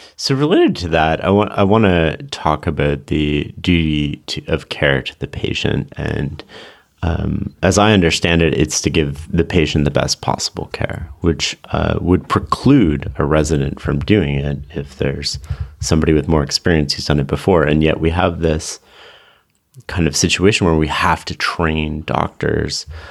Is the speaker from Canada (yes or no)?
yes; Canada; I come from Canada, so we have more socialized sort of healthcare system